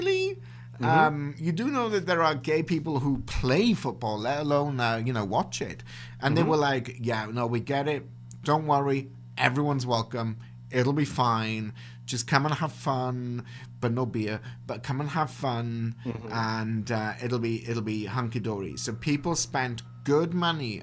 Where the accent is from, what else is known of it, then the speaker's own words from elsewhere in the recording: Wales, United Kingdom; now in Canada; as a Welshman